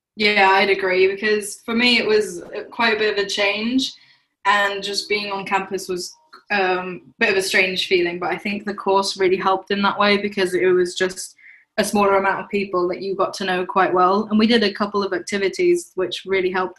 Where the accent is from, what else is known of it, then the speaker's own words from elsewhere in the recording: Germany; moved away as an adult; now in London, United Kingdom; I'm an international student from Germany.